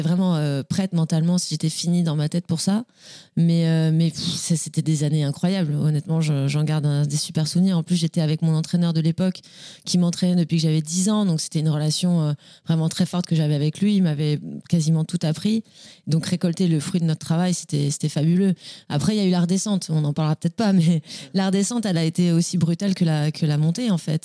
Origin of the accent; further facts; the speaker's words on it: Nice, Provence-Alpes-Côte d'Azur, France; also born or lived in Le Cannet; je suis née à Nice, j'ai grandi à Nice